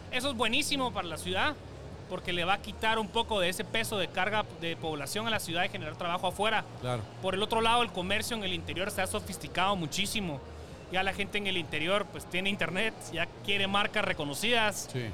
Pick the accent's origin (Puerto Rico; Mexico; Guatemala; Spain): Guatemala; nos da como chapina